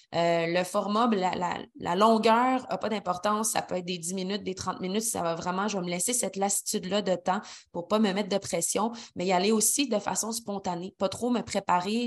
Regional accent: Quebec City, Quebec, Canada; moved away as an adult; also born or lived in Montreal; now in Sainte-Brigitte-de-Laval, Canada; je suis originaire de Québec, mais j'ai habité toute ma vingtaine et un peu plus euh, à Montréal.

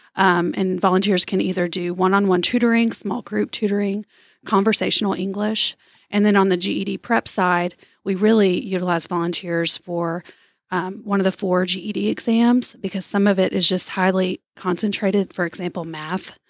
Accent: Tyler, Texas, United States; I'm an East Texas native. I grew up in Tyler

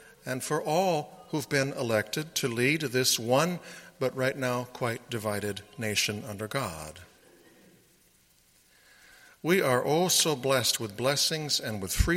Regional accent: Sioux County, Iowa, United States; also born or lived in Johnson County, Iowa; I grew up in Sioux County, Iowa

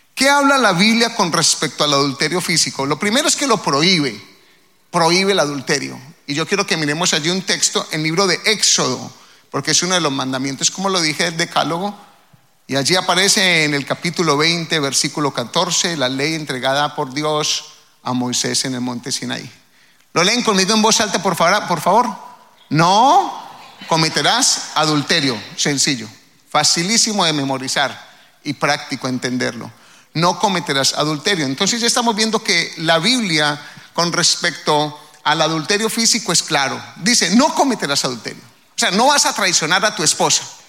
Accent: Colombia; now in United States; al menos de donde yo vengo

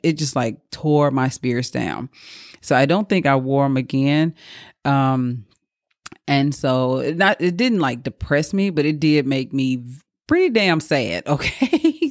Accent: Mississippi, United States; moved away; in my hometown. I'm from Mississippi

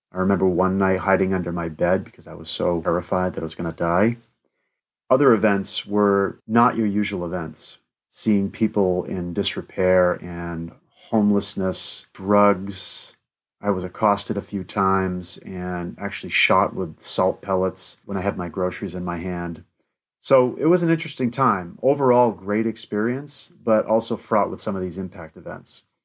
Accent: Keene, New Hampshire, United States; also born or lived in Manchester, New Hampshire / Peterborough, New Hampshire / Salem, New Hampshire; I grew up in Keene, the city that I live now and coach in now.

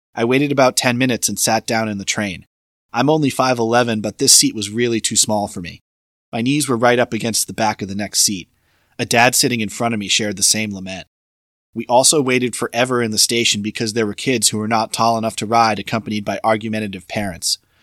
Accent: Florida, United States; also born or lived in Boston, Massachusetts; my home state of Florida

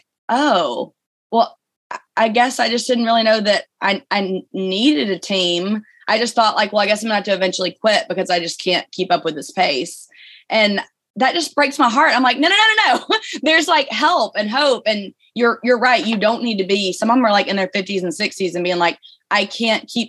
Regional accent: Birmingham, Alabama, United States; You probably heard my accent. I'm from Birmingham, Alabama.

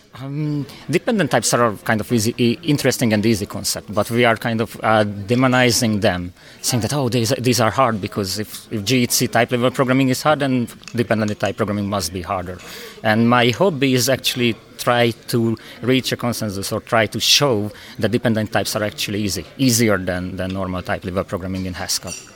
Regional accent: Hungary; now in Nottingham, United Kingdom; originally I'm from Hungary

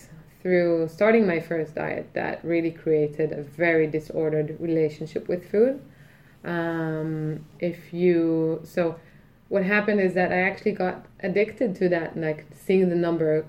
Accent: Israel; In Israel.

